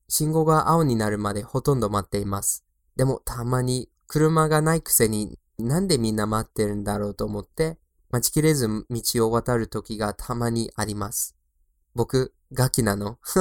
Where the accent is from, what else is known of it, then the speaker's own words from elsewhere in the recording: Boston, Massachusetts, United States; Japanese is a second language; now in Tokyo, Japan; 特に僕の出身地のボストンで